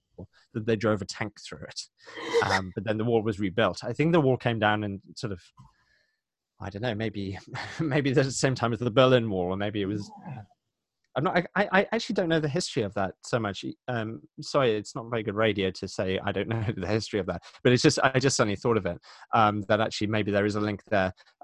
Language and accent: English; Cumnor, South East England, United Kingdom; also born or lived in Eynsham / Aberystwyth / Pittsburgh / Durham; I mean, I grew up in Cumnor, which is where Philip Pullman now lives. So Cumnor is just outside Oxford, and now I live in another village called Ensham, which is again just outside Oxford.